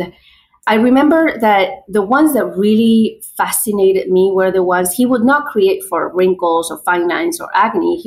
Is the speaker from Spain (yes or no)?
yes; Spain; English is a second language; moved away as an adult; also born or lived in Madrid, Spain / New York, United States; now in United States; I'm from Spain, originally born and raised, and I've spent, I would say, half of my life in Spain and half of my life